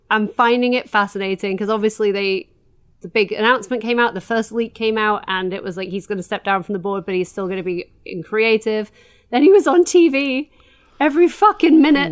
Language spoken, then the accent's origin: English; Doncaster, Yorkshire and the Humber, United Kingdom; I am from Doncaster